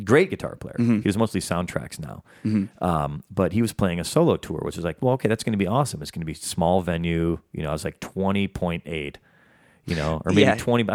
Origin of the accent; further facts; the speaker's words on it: Chicago area, Illinois, United States; moved away as an adult; also born or lived in Boston / New York; I came from the Chicago area, you know, and then lived in Chicago proper